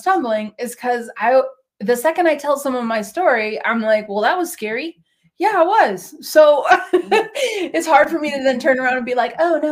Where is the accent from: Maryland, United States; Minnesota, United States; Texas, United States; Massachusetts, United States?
Minnesota, United States; Minneapolis; also born or lived in New England / New Hampshire / Oregon; now in West Coast, United States; I grew up in Minneapolis